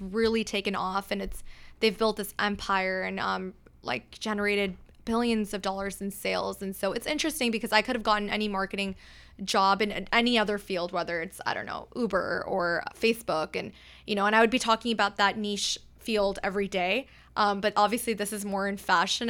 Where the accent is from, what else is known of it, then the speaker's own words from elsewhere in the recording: Pakistan; now in Texas, United States; I'm, I'm from Pakistan, and so for us, uh, we have multiple days of events